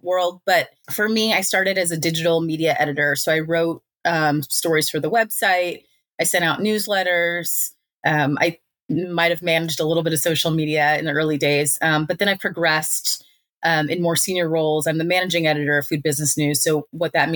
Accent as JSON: {"language": "English", "town": "Kansas City", "region": "Missouri", "country": "United States", "said": "I'm from Kansas City"}